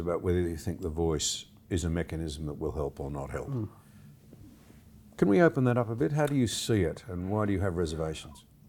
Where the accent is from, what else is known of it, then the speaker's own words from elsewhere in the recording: Gunnedah, New South Wales, Australia; now in Canberra, Australia; I grew up in the Gunnedah area, went to school in Gunnedah